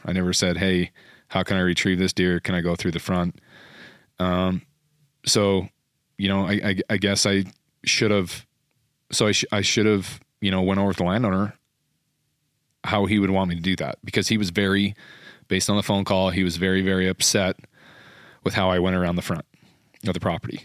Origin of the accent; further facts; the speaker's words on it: Utah, United States; I'm from Utah.